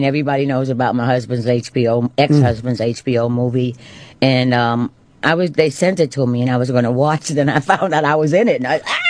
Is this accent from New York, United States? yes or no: yes; New York City, New York, United States; growing up in Spanish Harlem, and my father's white, my mother's black